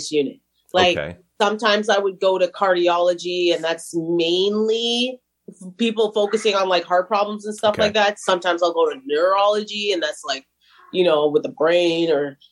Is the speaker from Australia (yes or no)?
no; Brampton, Ontario, Canada; that's where I was born